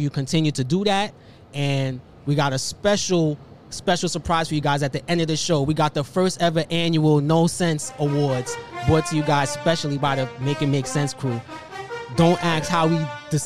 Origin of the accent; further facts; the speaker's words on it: New York City, New York, United States; I'm from New York